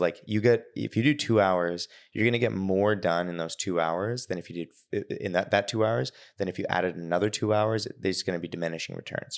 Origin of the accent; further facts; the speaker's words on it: Victoria, British Columbia, Canada; now in Toronto, Canada; I grew up in Victoria